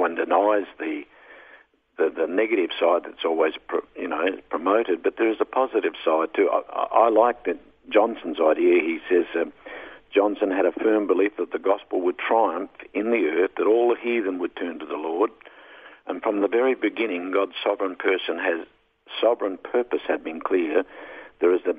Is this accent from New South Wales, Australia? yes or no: no; Northern Territory, Australia; I'm from the Northern Territory.